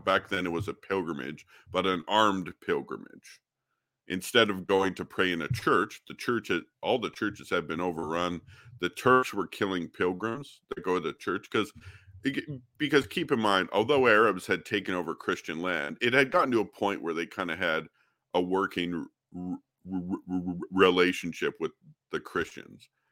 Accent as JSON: {"language": "English", "region": "Alberta", "country": "Canada", "tie": "born or raised there", "said": "I'm from Canada. uh, born and raised in Alberta"}